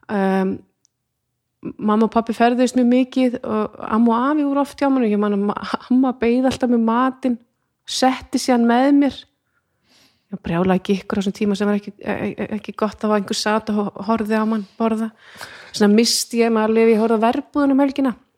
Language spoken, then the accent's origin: Icelandic; Iceland; að alast upp á Íslandi